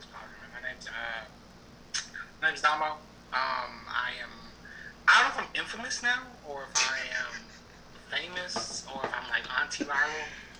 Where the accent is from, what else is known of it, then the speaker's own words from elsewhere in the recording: San Antonio, Texas, United States; also born or lived in Dallas–Fort Worth area, Texas; now in Dallas–Fort Worth, United States; I'm from Texas, man. Originally from San Antonio, although I do live now in the DFW area.